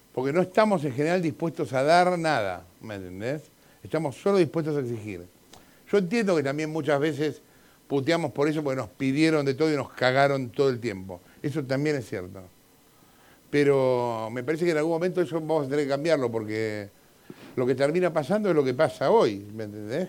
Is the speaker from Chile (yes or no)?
yes; Chile; Soy, soy chileno